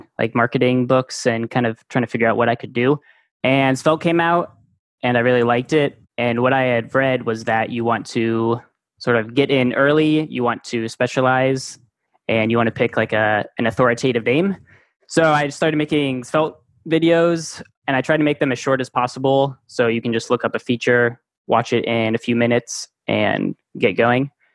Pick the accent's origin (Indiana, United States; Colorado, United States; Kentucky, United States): Indiana, United States; Goshen; moved away as an adult; now in San Francisco, United States; I grew up in Indiana, Goshen, Indiana, near Elkhart, South Bend. I recently moved to San Francisco